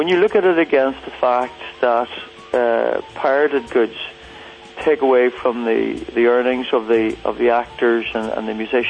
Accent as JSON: {"language": "English", "region": "Northern Ireland", "country": "United Kingdom", "said": "I'm Irish, right, and I haven't traveled a whole lot. I'm sort of buried in the mountains of Mourne here"}